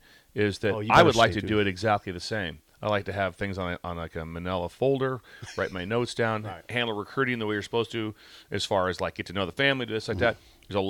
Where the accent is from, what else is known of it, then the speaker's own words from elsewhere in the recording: Pender, Nebraska, United States; I'm from Pender